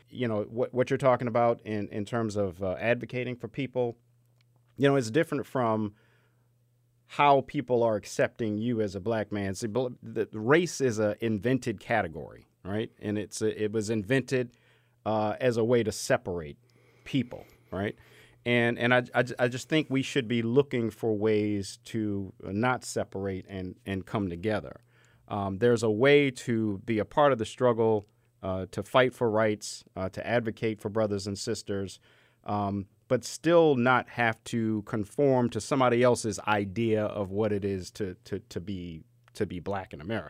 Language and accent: English; Baltimore, Maryland, United States; When growing up in the Cherry Hill section of Baltimore, Maryland, inner city, Section 8 housing